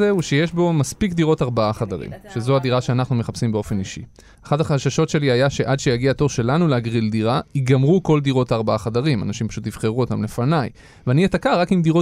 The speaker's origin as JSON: {"language": "Hebrew", "town": "Petah Tikva", "region": "Central District", "country": "Israel", "tie": "born or raised there", "said": "אני גדלתי בפתח תקווה נגיד, זה שזה עיר תחת."}